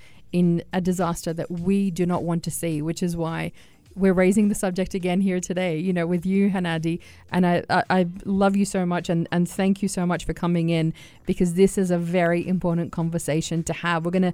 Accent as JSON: {"language": "English", "country": "Australia", "moved": "yes", "lives_now": "United Arab Emirates", "said": "I come from Australia."}